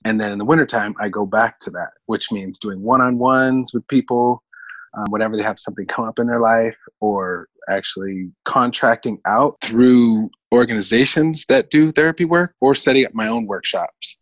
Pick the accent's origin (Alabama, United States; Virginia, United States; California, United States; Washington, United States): California, United States; Los Angeles; also born or lived in Mountain View, Hawaii; I was born in Hawaii on the Big Island, a little town called Mountain View near the volcano. And I was only there for a few years, maybe until I was like 10. And then uh, my parents moved to Venice Beach